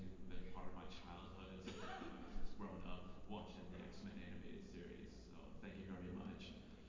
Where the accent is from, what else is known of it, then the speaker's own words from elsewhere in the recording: Chicago, Illinois, United States; I'm from Chicago.